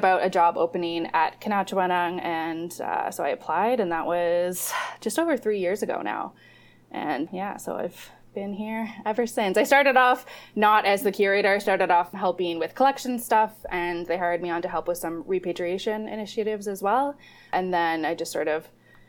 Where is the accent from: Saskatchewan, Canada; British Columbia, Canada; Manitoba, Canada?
Manitoba, Canada; Winnipeg; moved away as an adult; also born or lived in Thunder Bay, Ontario; now in Ontario, Canada; I'm actually originally from Winnipeg, which of course is Treaty 1 territory and homeland of the Métis Nation. So lived, grew up there.